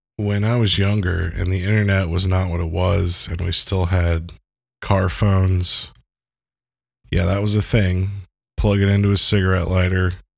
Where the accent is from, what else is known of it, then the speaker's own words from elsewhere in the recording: United States; as an American